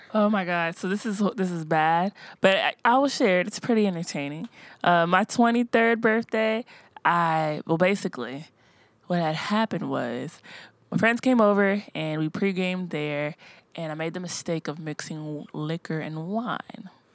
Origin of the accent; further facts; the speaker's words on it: Cincinnati, Ohio, United States; now in Nashville, United States; I'm from Cincinnati, Ohio